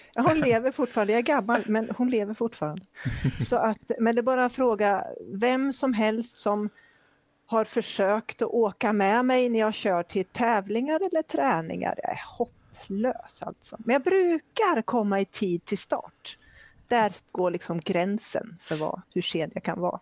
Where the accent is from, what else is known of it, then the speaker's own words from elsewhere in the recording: Flen, Södermanland, Sweden; moved away as an adult; now in Gothenburg, Sweden; jag kommer från eh, Flen